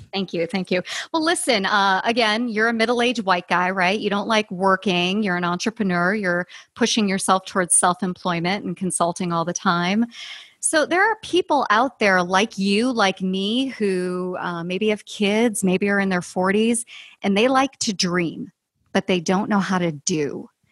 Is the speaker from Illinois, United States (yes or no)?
yes; Chicago, Illinois, United States; I'm from Chicago